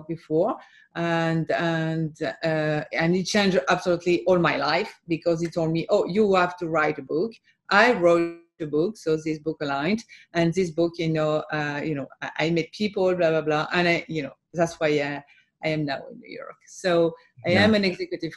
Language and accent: English; France; also born or lived in Boston; I was born and raised in France.